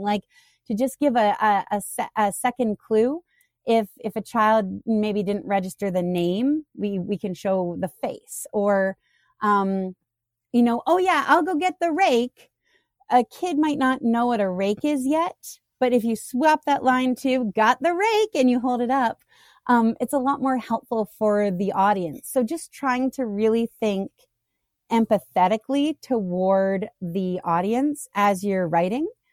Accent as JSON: {"language": "English", "country": "Canada", "tie": "born or raised there", "moved": "yes", "lives_now": "United States", "said": "I grew up in Canada, so, um, I, I have the rare, uh, issue of being in the States"}